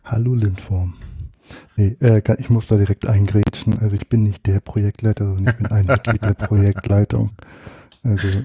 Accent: Northern Germany, Germany; Ich war schon immer und bin auch immer äh, gebürtiger Norddeutscher

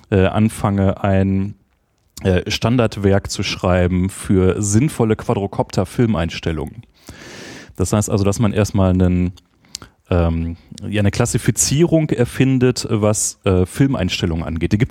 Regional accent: Bochum, North Rhine-Westphalia, Germany; moved away as an adult; also born or lived in Essen / Göttingen; now in Berlin, Germany; in Essen, was ein bisschen schrecklich ist. Ähm, und aber dann nach einem Jahr nach Bochum gezogen, was natürlich äh, viel cooler ist.

